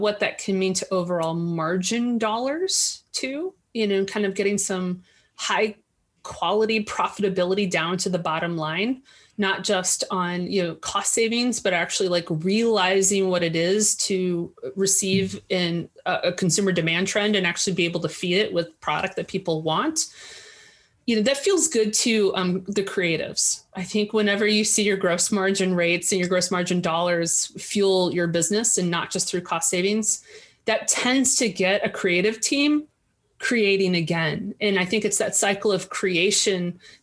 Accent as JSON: {"language": "English", "town": "St. Louis", "region": "Missouri", "country": "United States", "tie": "born or raised there", "said": "as a kid growing up in St. Louis, Missouri"}